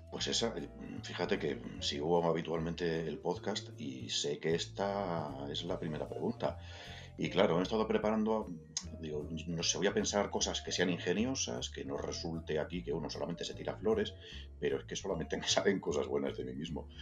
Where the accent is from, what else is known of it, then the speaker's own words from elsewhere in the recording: Valladolid, Castile and León, Spain; moved away as an adult; now in Madrid, Spain; yo nací en Madrid, de pequeñito nos trasladamos a Valladolid, me crié allí, estudié allí